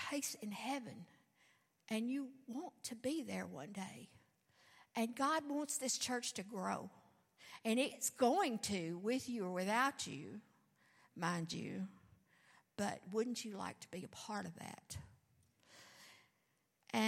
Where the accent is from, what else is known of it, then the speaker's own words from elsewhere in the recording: the South, United States; I'm from the South